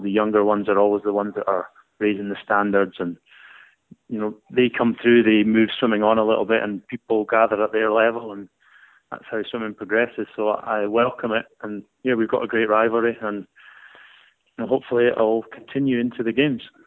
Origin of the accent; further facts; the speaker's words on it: Scotland, United Kingdom; being a Scottish person